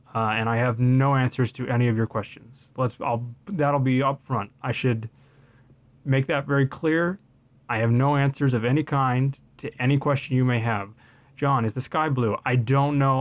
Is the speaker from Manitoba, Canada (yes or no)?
yes; Winnipeg, Manitoba, Canada; born and raised in Winnipeg, Manitoba, continues to live in Winnipeg, Manitoba till this day